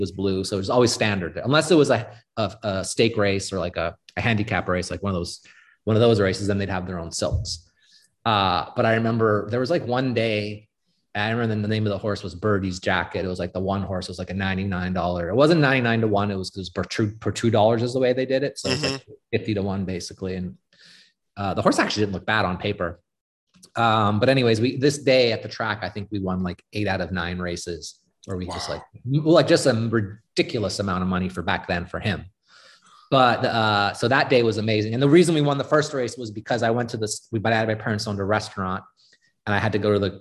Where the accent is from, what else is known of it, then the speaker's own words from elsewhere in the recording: Winnipeg, Manitoba, Canada; moved away as an adult; also born or lived in Monaco; I grew up in Canada.